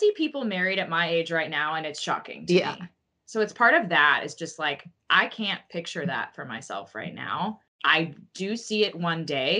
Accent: the South, United States; I'm from the South

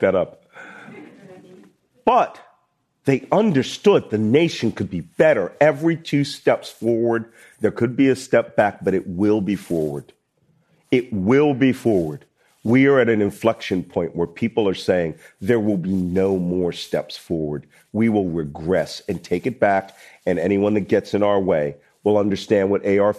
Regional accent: Philadelphia, Pennsylvania, United States; I'm a Philadelphian.

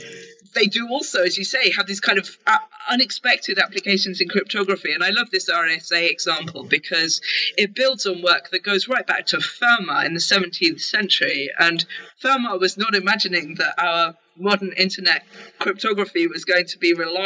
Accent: United Kingdom; I'm a Brit

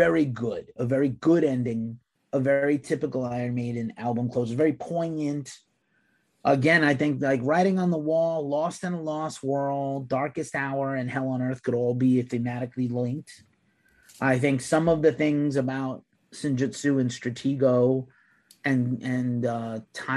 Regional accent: United States; being American

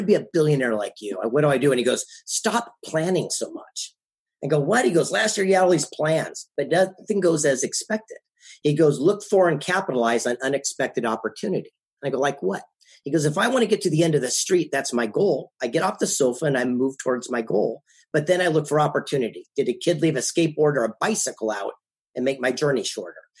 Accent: San Diego, California, United States; also born or lived in Del Mar, California / Carlsbad, California; The mean streets of San Diego, California, West Coast, down in Del Mar

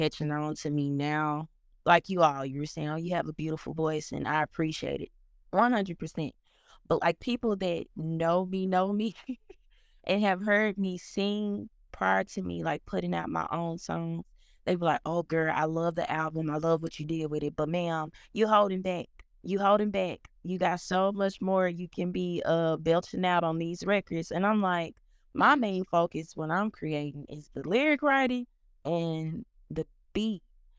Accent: Helena-West Helena, Arkansas, United States; also born or lived in Memphis, Tennessee; Well, I'm from Helena, West Helena. It's a small city in Arkansas. Born and raised there. I kind of have spent some time in Memphis, Tennessee, like during my middle school years. But for the most part, I've lived in West Helena.

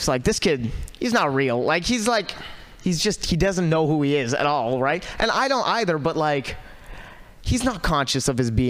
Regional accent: Walnut Creek, California, United States; Originally? I'm from Walnut Creek.

